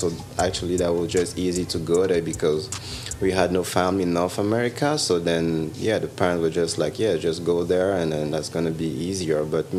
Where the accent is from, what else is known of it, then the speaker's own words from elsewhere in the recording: Gabon; moved away as an adult; also born or lived in France; now in Toronto, Canada; born and raised in Gabon. And then after that, after high school, I went on to spend some years in France